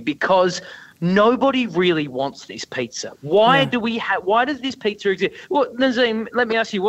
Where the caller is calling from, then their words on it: Brisbane, Queensland, Australia; I'm calling you from the river city of Brisbane.